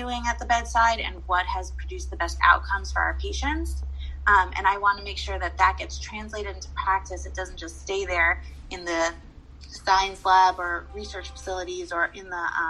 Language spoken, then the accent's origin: English; San Diego, California, United States; I grew up in San Diego, California